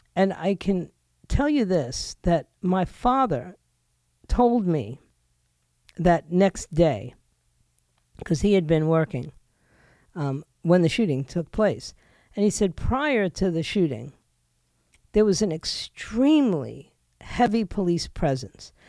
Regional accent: New York City, New York, United States; moved away; I was born in New York City

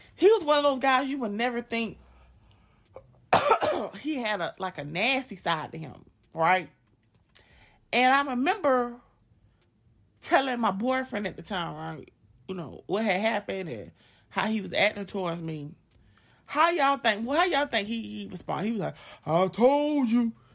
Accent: Augusta, Georgia, United States; I'm from Augusta, Georgia

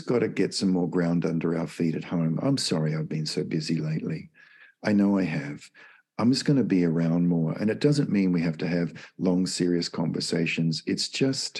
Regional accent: Australia; moved away as an adult; now in United States; I'm from Australia, and it's my birth country. I've lived in the US now for 25 years

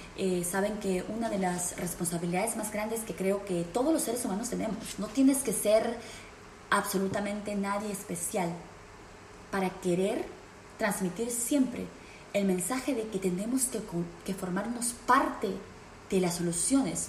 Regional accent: Peru; now in United States; en el Perú, en mi país natal

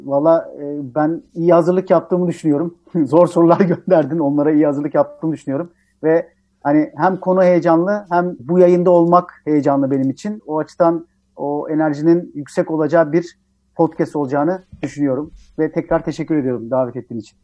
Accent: Tirebolu, Giresun, Turkey; moved away as an adult; now in Istanbul, Turkey; ben Karadenizliyim

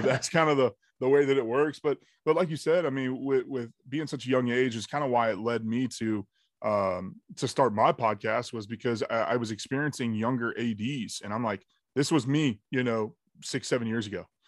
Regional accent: Jacksonville, Florida, United States; born and raised in Jacksonville, Florida.

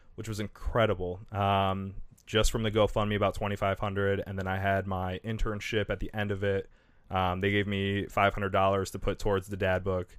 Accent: Kalamazoo, Michigan, United States; I'm from Kalamazoo

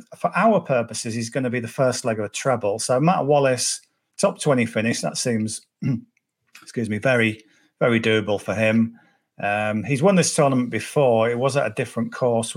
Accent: Cumbria, North West England, United Kingdom; I'm from Cumbria, so Carlisle's an hour away. So every school child in my class was a Liverpool fan

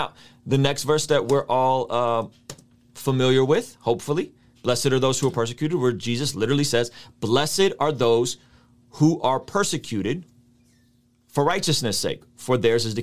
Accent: Baku, Azerbaijan; moved away; I grew up in Azerbaijan

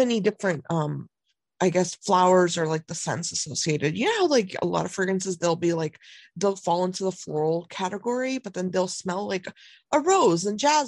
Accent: Lansing, Michigan, United States; growing up, I grew up in Lansing

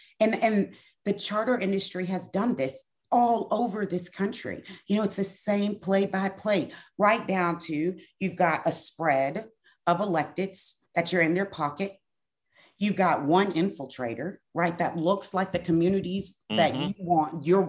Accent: Brenham, Texas, United States; Like, I am from Washington County, Brenham, Texas.

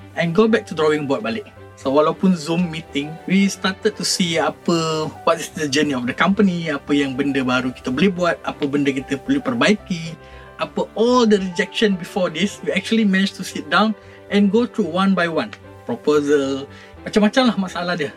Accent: Malaysia; saya sebagai individu sebagai rakyat Malaysia

